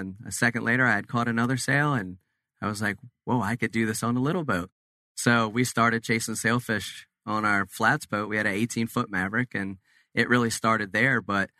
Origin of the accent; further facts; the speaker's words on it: Cape May, New Jersey, United States; We're originally from Cape May, New Jersey, and so we fished all the big money tournaments and everything over the years. But when we moved to Florida